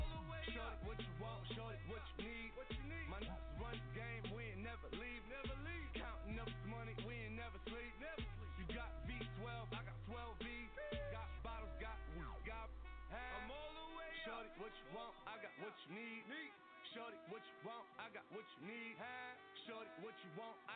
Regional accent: Ann Arbor, Michigan, United States; I grew up in Ann Arbor, Michigan

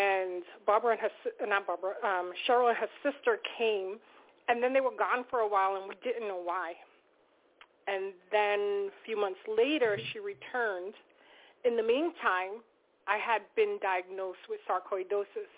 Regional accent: Valley Stream, New York, United States; I am from Valley Stream.

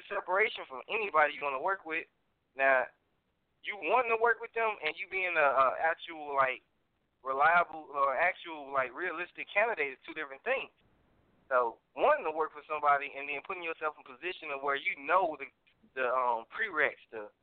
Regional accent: Chicago, Illinois, United States; moved away; also born or lived in Missouri City, Texas; you got my 708 number because, you know, I'm from the Chi originally.

